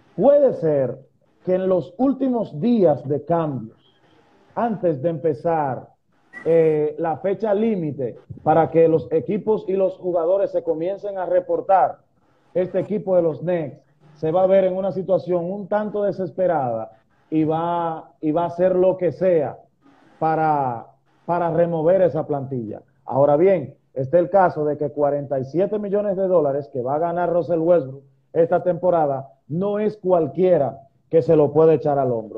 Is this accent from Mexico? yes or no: no; Dominican Republic; nosotros como dominicanos